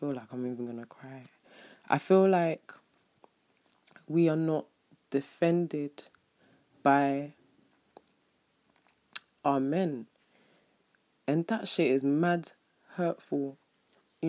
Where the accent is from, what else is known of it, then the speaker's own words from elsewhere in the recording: London, United Kingdom; I'm from London